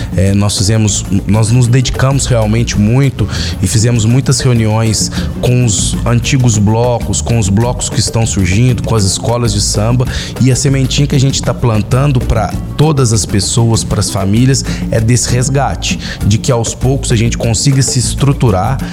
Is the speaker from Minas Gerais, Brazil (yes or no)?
yes; Lavras, Minas Gerais, Brazil; também pulei bastante carnaval em Lavras na minha infância, na minha adolescência